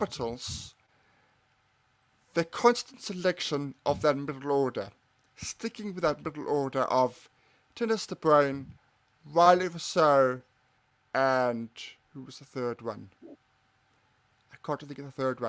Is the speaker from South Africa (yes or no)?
yes; Cape Town, Western Cape, South Africa; born or raised there